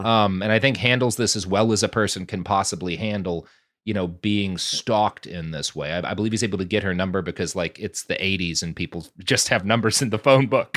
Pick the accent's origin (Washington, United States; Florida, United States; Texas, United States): Texas, United States; Plano; also born or lived in Oklahoma; I grew up in Plano, which is, you know, a couple of steps down the economic rung from Highland Park